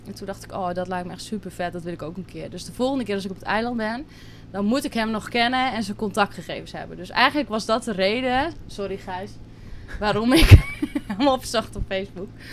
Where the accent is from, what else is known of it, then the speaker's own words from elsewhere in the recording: Drenthe, Netherlands; moved away as an adult; now in Curaçao; ik kom uit Drenthe, klein dorpje. En daar heb ik altijd gewoond, ben ik opgegroeid